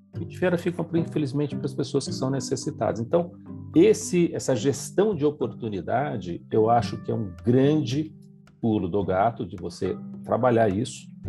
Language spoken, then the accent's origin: Portuguese; São Paulo, Brazil; now in Campinas, Brazil; eu sou de São Paulo, moro em Campinas